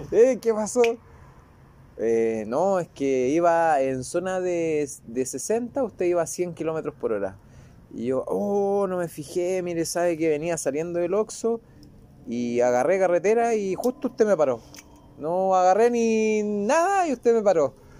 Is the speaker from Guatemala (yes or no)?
no; Chile; moved away as an adult; now in Tepic, Mexico; Soy chileno.